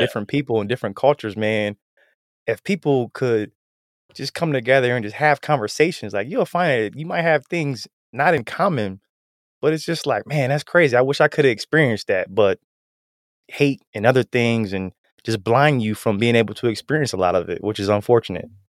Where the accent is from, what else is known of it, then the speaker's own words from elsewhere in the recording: Canton, Ohio, United States; I'm from Canton, so we're both some, some Ohioans